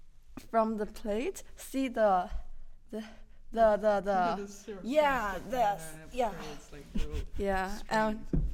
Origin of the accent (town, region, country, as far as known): China; moved away